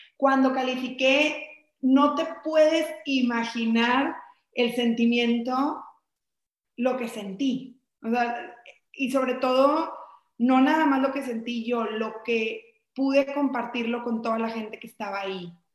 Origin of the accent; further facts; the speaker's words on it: Mexico; soy de México